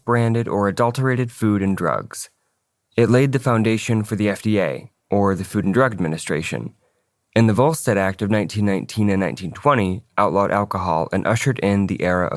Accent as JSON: {"language": "English", "town": "Battle Creek", "region": "Michigan", "country": "United States", "tie": "born or raised there", "said": "Growing up in the small town of Battle Creek, Michigan"}